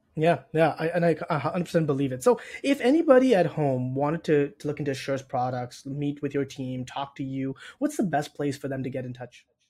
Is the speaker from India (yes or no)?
no; Toronto, Ontario, Canada; moved away as an adult; now in Chicago, United States; I'm originally from Toronto in Canada. I moved to Chicago about two years ago